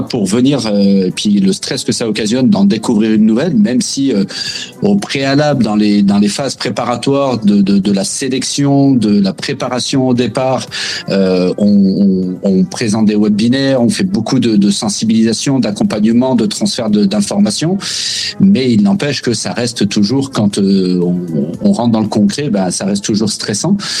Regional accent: France; moved away as an adult; now in Quebec, Canada; je me suis inscrit vraiment pour construire ma vie au Québec euh, en tant que Français

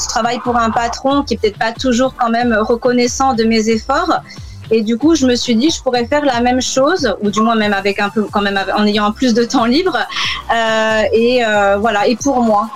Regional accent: France; accent: French; moved away as an adult; now in London, United Kingdom

